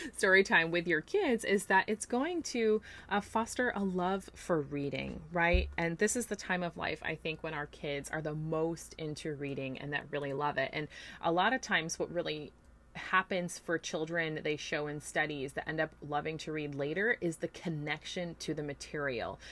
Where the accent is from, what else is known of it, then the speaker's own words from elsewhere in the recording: New York, United States; now in Florida, United States; growing up in New York